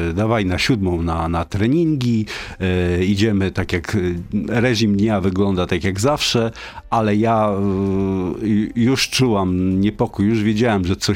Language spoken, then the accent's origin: Polish; Donbas, Ukraine; first language ru; Polish is a second language; Pochodzę z Donbasu, więc tam jest, e, to jest mój język rodzinny.